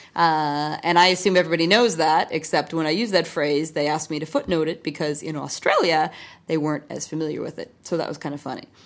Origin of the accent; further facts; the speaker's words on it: United States; as an American